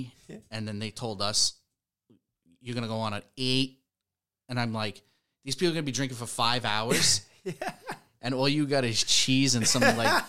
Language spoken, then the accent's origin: English; New York, United States; I come from New York.